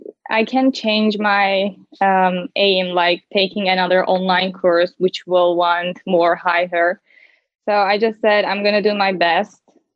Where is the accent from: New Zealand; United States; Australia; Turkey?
Turkey; English is a second language; I am 19 years old and I'm from Turkey.